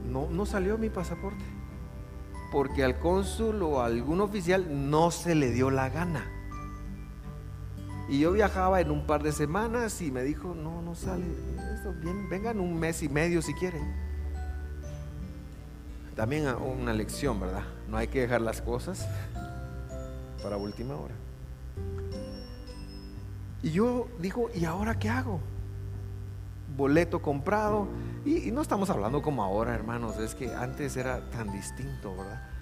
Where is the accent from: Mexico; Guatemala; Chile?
Guatemala; also born or lived in United States; Como guatemaltecos tenemos muchos derechos y muchas obligaciones. Yo recuerdo hace algunos años esto fue viviendo en Estados Unidos, yo tenía, me fui con un pasaporte y luego, eh, después de un montón de papeleo, pero viviendo allá, yo quería regresar a Guate